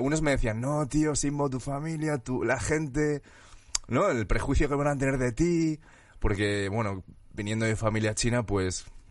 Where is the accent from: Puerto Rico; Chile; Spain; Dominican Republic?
Spain; Valencian Community; moved away as an adult; now in Madrid, Spain; Nací en España, nací en Valencia y en Madrid llevo como casi siete años